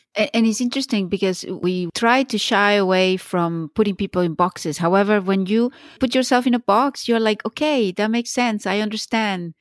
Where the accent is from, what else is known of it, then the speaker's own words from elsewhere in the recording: Venezuela; moved away as an adult; I grew up in Venezuela, and when I finished high school, I went straight to study law